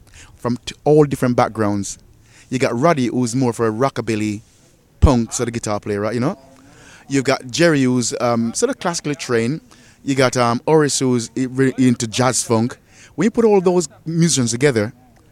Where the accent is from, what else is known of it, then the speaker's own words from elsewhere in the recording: Jamaica; moved away; also born or lived in England; I was born in Jamaica